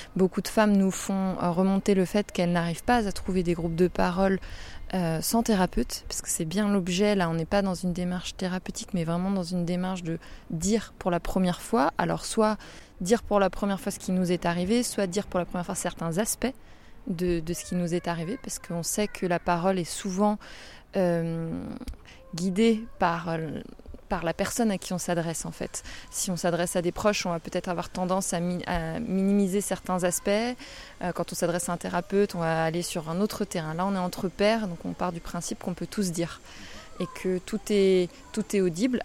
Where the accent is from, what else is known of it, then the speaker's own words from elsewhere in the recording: Rennes, Brittany, France; je suis rennaise